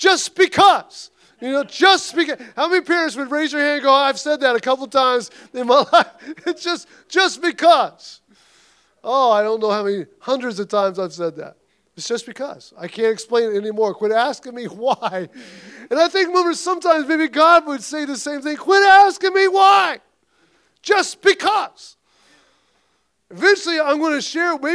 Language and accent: English; Missouri, United States; I come from Missouri